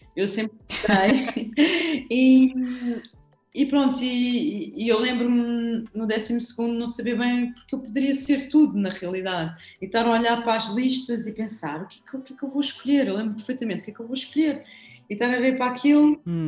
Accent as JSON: {"language": "Portuguese", "region": "Lisbon", "country": "Portugal", "said": "eu não sou algarvia, sou lisboeta, alfacinha"}